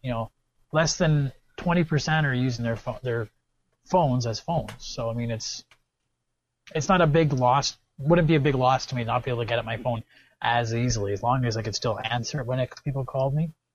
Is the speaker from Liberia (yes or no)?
no; Canada; I'm Canadian